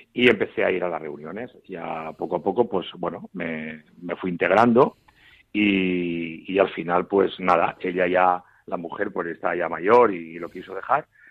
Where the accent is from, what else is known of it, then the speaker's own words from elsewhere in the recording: Mutxamel, Valencian Community, Spain; also born or lived in Cartagena / Murcia / Castile and León; en mi pueblo, yo vivo en miel, en un pueblo de la provincia de Alicante, se llama Muchamiel en valenciano